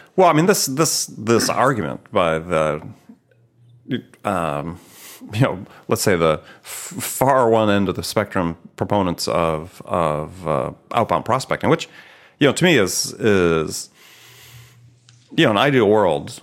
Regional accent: Midwest, United States; I'm from the Midwest as well

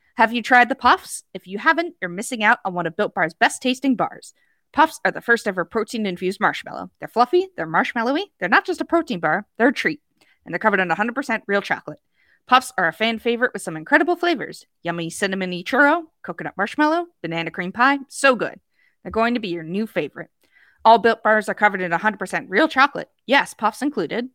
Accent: United States; as an American

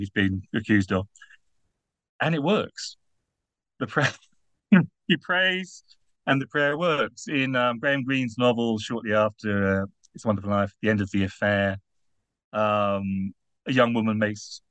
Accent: United Kingdom; now in Netherlands; I'm British

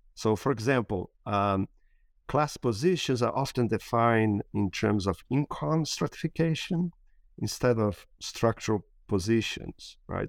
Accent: Brasília, Federal District, Brazil; moved away; I was born and raised in Brasília

